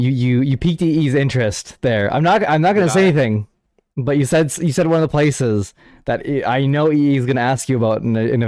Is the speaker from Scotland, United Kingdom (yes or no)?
yes; Scotland, United Kingdom; Well, hi, first off, I'm from Scotland.